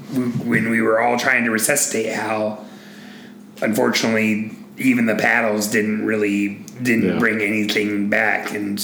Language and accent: English; United States; as an American